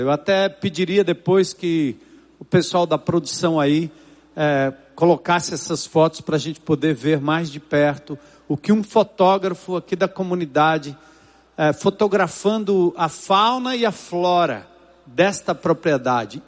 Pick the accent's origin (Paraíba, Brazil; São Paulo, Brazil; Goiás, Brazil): São Paulo, Brazil; desde que eu nasci e me criei na Zona Norte de São Paulo